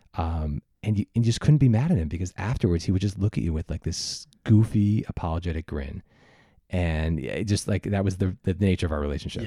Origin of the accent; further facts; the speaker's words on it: New York, United States; I was from New York.